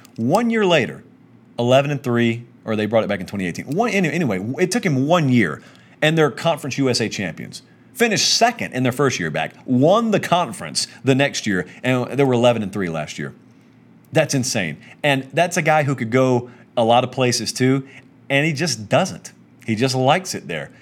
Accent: Georgia, United States; I'm from Georgia. I know a lot of my buddies who I grew up with who are Georgia fans

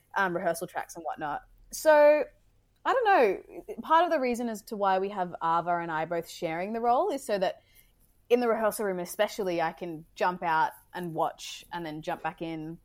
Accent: Brisbane, Queensland, Australia; moved away; I'm from Brizzy

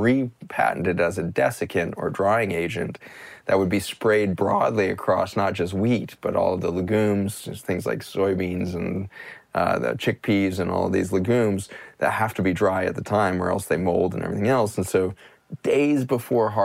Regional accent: United States; as an American

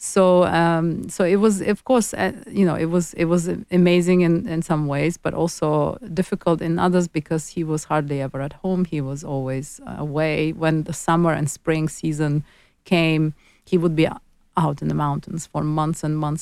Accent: Baku, Azerbaijan; where I was born is the capital, the city of Baku, and it's on the Caspian Sea. It was part of Soviet Union for 75 long, very long years, and gained its independence in 91. And I was born in Soviet Union and grew up in Soviet Union, so I spent most of my childhood in Soviet Azerbaijan

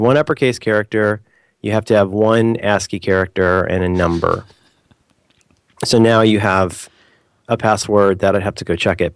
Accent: United States; I'm such a terrible, like, normal American

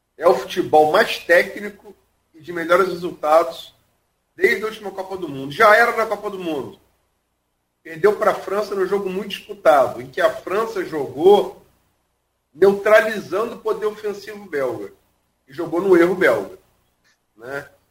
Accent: Brazil; sou brasileiro

